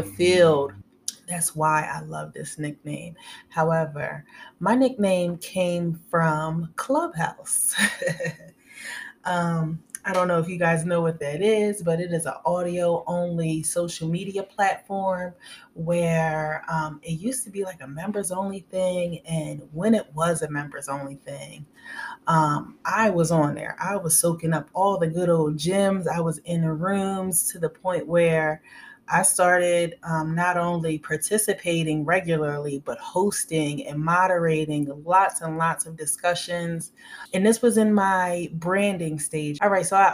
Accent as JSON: {"language": "English", "area": "outside of Philadelphia", "region": "Pennsylvania", "country": "United States", "moved": "as an adult", "lives_now": "Tampa, United States", "said": "I am from Pennsylvania, outside of Philadelphia, and I am currently in Tampa, Florida, and I've been here for a couple months"}